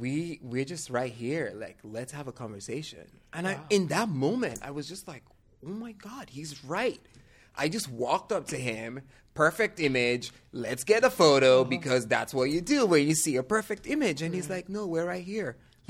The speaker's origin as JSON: {"language": "English", "country": "Nigeria", "lives_now": "San Francisco, United States", "said": "I'm like, yeah, I'm from Nigeria, but I've lived here long enough now."}